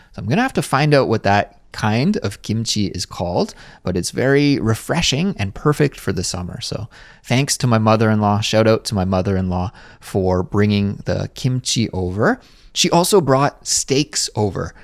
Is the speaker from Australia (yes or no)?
no; Kelowna, British Columbia, Canada; moved away as an adult; now in Seoul, South Korea; my hometown, which For those of you who don't know, is called Kelowna, British Columbia, Canada.